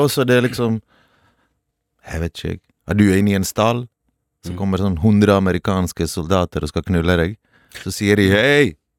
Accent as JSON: {"language": "Norwegian", "country": "Norway", "tie": "born or raised there", "also_born_or_lived": "Balkans (homeland) / Bergen", "said": "Jeg har vokst opp fattig i Norge"}